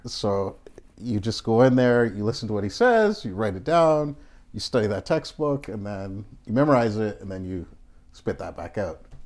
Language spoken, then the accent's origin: English; Toronto, Ontario, Canada; moved away as an adult; now in Japan; growing up in Canada as a black Canadian